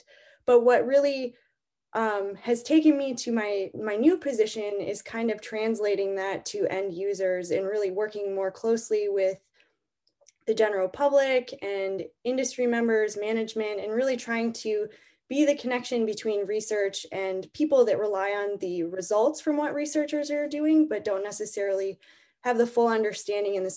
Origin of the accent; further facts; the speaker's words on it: Michigan, United States; moved away; also born or lived in Maine; I'm also from a non-coastal state. I grew up in Michigan